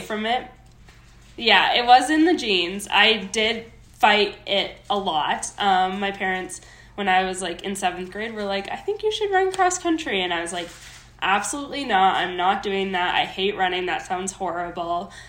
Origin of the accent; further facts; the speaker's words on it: Minnesota, United States; moved away as an adult; now in Colorado, United States; I was born and raised in Minnesota.